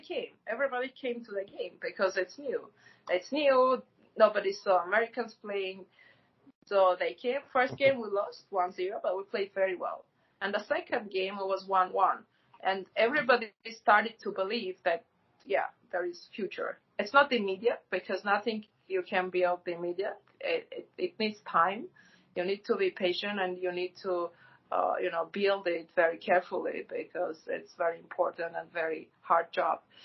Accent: Gyumri, Shirak, Armenia; moved away; I'm from Gyumri, so I lived there till uh, 1999.

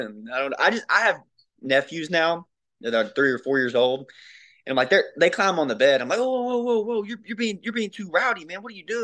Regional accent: Mayflower, Arkansas, United States; I've only lived here

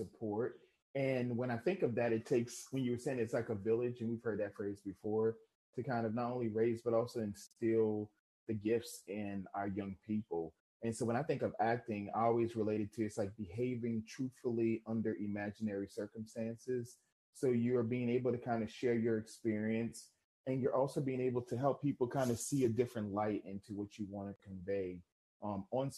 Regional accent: New Orleans, Louisiana, United States; now in Shreveport, United States; Well, I'm actually from Louisiana. So I'm from New Orleans, Louisiana, but I live in Shreveport

